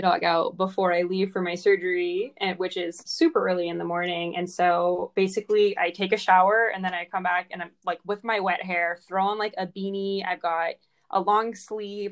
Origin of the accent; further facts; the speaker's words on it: California, United States; moved away; also born or lived in Las Vegas, Nevada; coming from California originally and then being in Vegas